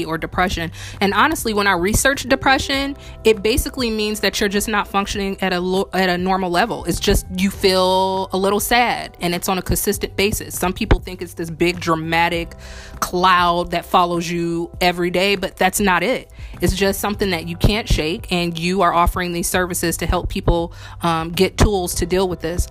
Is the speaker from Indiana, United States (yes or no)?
yes; Indiana, United States; now in New Orleans, United States; I'm from Indiana, and it's very noticeable with me coming to New Orleans